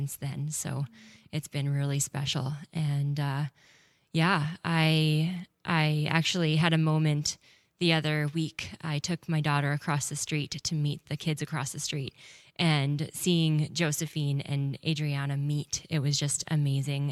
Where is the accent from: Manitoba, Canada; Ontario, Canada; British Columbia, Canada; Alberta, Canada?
Manitoba, Canada; Winnipeg; I grew up in Winnipeg